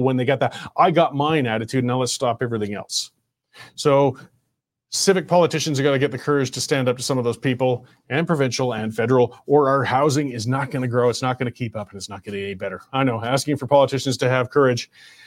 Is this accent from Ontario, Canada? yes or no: no; Banff, Alberta, Canada; I grew up in Banff.